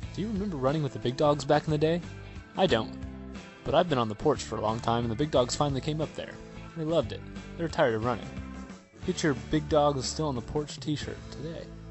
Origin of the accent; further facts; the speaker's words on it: Springfield, Missouri, United States; my hometown in Springfield, Missouri